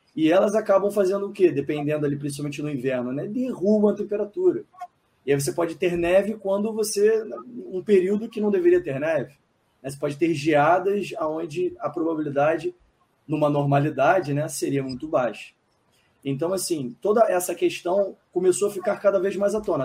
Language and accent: Portuguese; Niterói, Rio de Janeiro, Brazil; Eu moro relativamente próximo, né? eu sou de Niterói